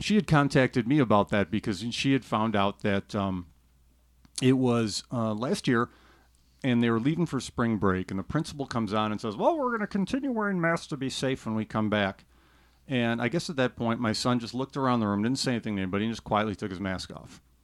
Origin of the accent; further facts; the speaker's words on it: Chicago, Illinois, United States; I'm from the Chicago area